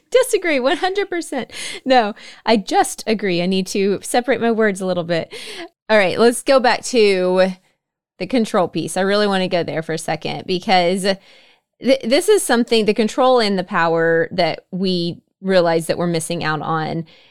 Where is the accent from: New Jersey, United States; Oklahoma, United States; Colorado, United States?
Oklahoma, United States; I grew up in Oklahoma as well